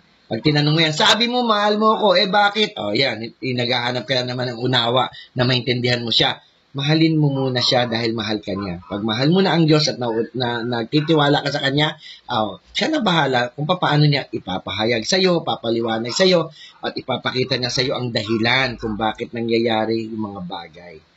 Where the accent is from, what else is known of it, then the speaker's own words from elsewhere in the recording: Philippines; tayong mga Pinoy